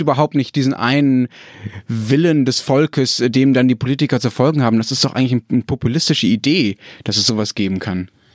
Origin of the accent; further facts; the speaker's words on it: Germany; als Deutscher